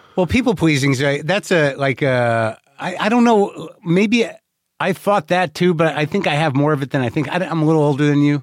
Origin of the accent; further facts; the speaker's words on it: New Mexico, United States; I grew up in New Mexico